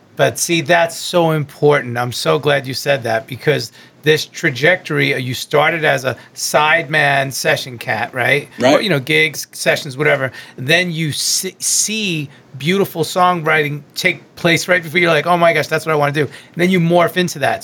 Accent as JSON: {"language": "English", "area": "Long Island", "region": "New York", "country": "United States", "said": "I'm from Long Island, or as I say, Strong Island"}